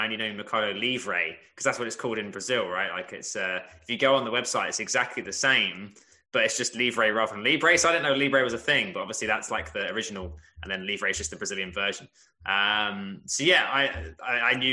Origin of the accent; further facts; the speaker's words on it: England, United Kingdom; I'm the English one